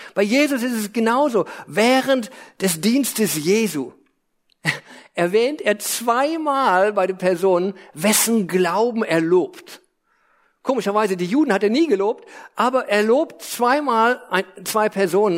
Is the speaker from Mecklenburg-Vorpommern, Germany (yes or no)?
no; Lippe, North Rhine-Westphalia, Germany; also born or lived in Hesse / United States; Also ich bin in Hessen geboren, dann nach Lippe eingewandert